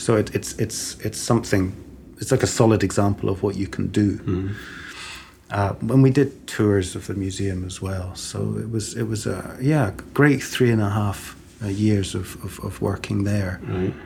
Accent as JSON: {"language": "English", "town": "Cambridge", "region": "East of England", "country": "United Kingdom", "tie": "born or raised there", "also_born_or_lived": "Stockholm, Sweden / Edinburgh, Scotland / Aberdeen, Scotland", "moved": "yes", "lives_now": "Glasgow, United Kingdom", "said": "growing up in Cambridge, it was quite a small city"}